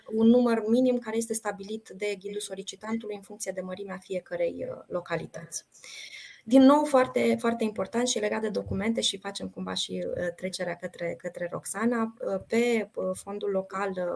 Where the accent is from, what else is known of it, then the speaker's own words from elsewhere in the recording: Suceava, Suceava County, Romania; eu sunt din Suceava